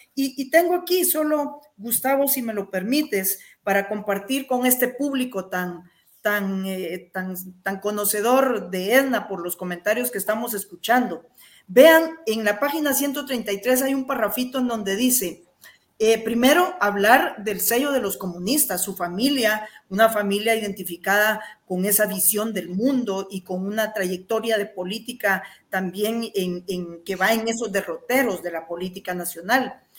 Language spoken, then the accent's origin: Spanish; eastern Guatemala, Guatemala; quienes somos de Oriente